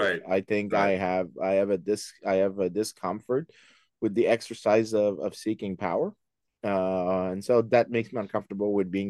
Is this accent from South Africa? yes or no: no; Saint-Lambert, Quebec, Canada; also born or lived in Montreal; I was born and raised in Montreal. Well, not exactly Montreal, the South Shore. So basically in St. Lambert, the small English enclave on the south side of Montreal. So I grew up there, went to University of Montreal